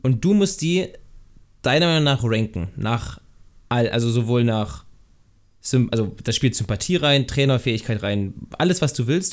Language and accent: German; Thuringia, Germany; ich komme ich komm aus Thüringen